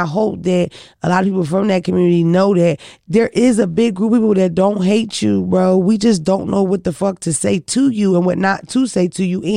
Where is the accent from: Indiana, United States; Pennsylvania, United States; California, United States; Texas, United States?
Pennsylvania, United States; Philadelphia; I'm from Philadelphia where you see a lot of gay people, trans and all